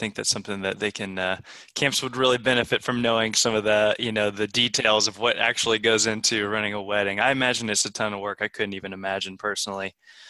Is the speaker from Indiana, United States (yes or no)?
yes; Bloomington, Indiana, United States; I come from Bloomington, Indiana, and there's a huge homeschool population there.